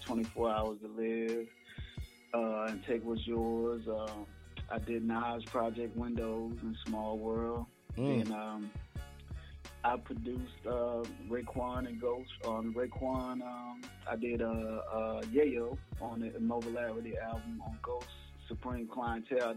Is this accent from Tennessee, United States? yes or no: yes; Memphis, Tennessee, United States; I'm born and raised in Memphis, Tennessee